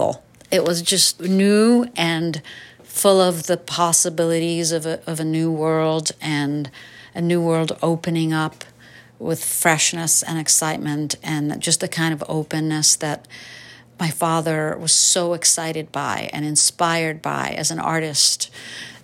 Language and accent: English; New York City, New York, United States; also born or lived in Hungary; my teenagehood growing up in New York City